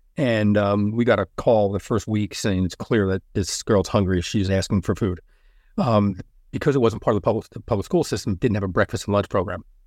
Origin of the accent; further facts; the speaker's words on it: Elizabeth, New Jersey, United States; I'm from Elizabeth, yeah, we're from Union County